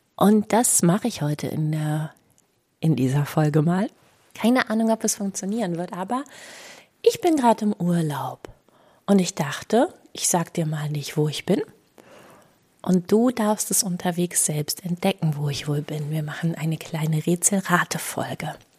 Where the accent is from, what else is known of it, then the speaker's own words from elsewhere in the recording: Celle, Lower Saxony, Germany; in meiner Heimatstadt Celle